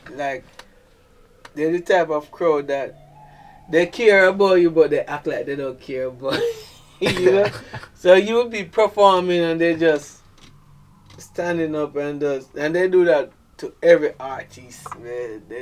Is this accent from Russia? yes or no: no; Saint Mary Parish, Jamaica; also born or lived in Kingston; I'm from St. Mary. St. Mary. That's like the country part. okay.